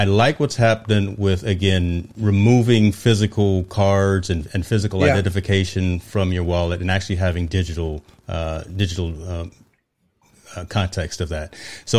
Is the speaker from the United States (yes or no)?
yes; East Coast, United States; I told you I'm from the East Coast, man.